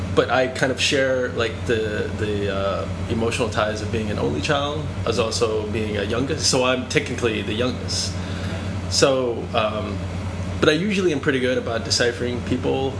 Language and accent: English; Boston, Massachusetts, United States; also born or lived in Vietnam; now in New York, United States; I'm from Boston